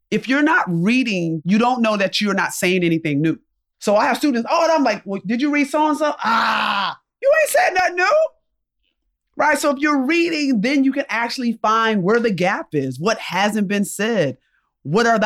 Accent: Rochester, New York, United States; So I'm from upstate New York, I'm from Rochester, New York.

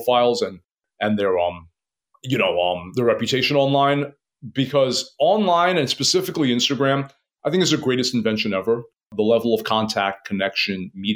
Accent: New York City, New York, United States; I was born and raised in Queens.

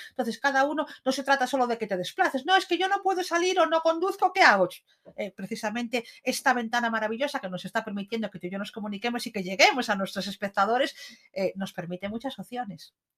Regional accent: Lugo, Galicia, Spain; Como buenos gallegos

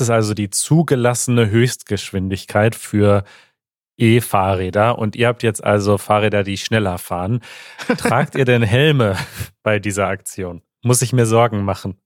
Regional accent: Germany; ich bin nicht stolz darauf, deutsch zu sein

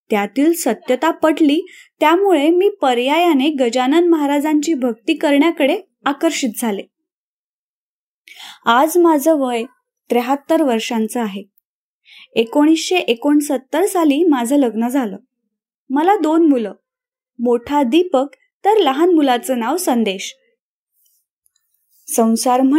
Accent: Phaltan, Maharashtra, India; now in Mumbai, India; गोरेगाव मुंबई येथे असते … सातारा जिल्ह्यातील फलटण हे माझं माहेर

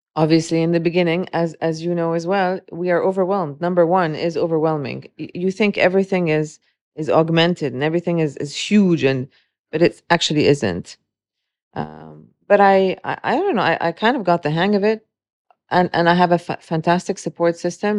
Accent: Dubai, United Arab Emirates; also born or lived in Beirut, Lebanon; growing up in Dubai

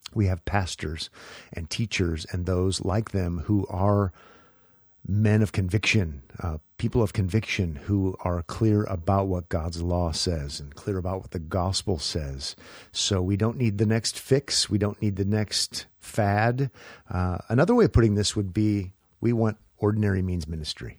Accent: Nebraska, United States; moved away as an adult; also born or lived in Los Angeles; I was from Neb-, Nebraska

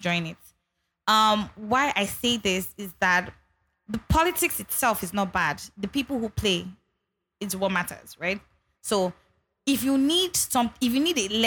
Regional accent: Ogun State, Nigeria; now in Lagos, Nigeria; I grew up in Ogun State, people always forget that I grew up in Ogun State and not Lagos.

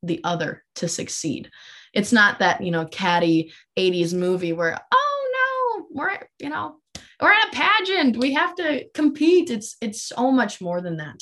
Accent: Minot, North Dakota, United States; I'm originally from Minot, North Dakota, which is about three hours from Grand Forks, and that is where I grew up

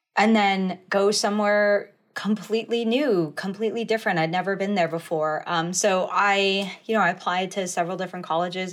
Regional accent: Flathead Indian Reservation, Montana, United States; I grew up, uh, in the, uh, in Montana. Uh, I grew up on the Flathead Indian Reservation there.

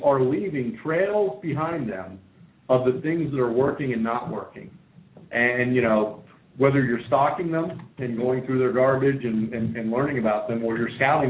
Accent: Pennsylvania, United States; I grew up in Pennsylvania

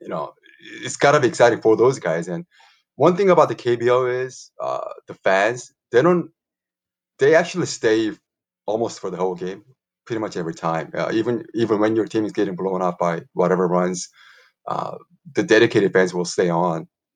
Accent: Incheon, South Korea; my hometown of a city of Incheon, a little bit west of Seoul

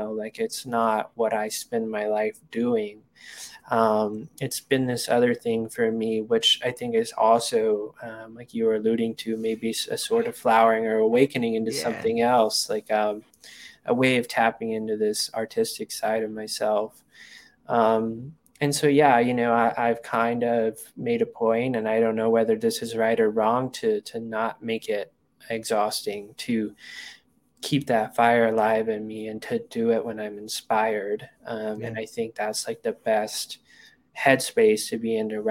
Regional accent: Hot Springs, Arkansas, United States; moved away as an adult; also born or lived in Washington, D.C.; now in Colorado, United States; I went back to Hot Springs

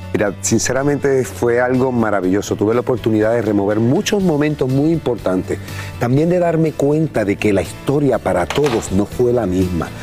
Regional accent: Puerto Rico; todos los puertorriqueños, en realidad, nosotros sacamos la bandera, demostramos cuán orgullosos nos sentimos de nuestras raíces, de nuestro país

